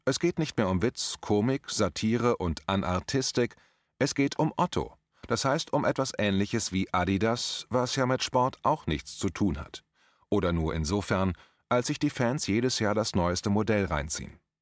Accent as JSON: {"language": "German", "town": "Limburg an der Lahn", "region": "Hesse", "country": "Germany", "tie": "born or raised there", "moved": "yes", "said": "in meiner alten Heimatstadt Limburg"}